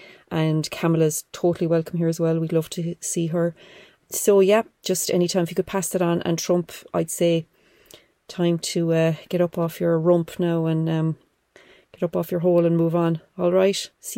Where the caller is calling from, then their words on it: Ireland; I'm calling from Ireland.